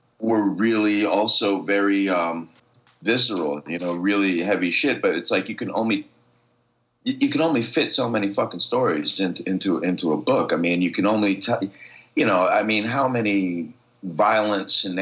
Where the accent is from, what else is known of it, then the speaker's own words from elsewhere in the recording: New York City, New York, United States; I grew up with on the Lower East Side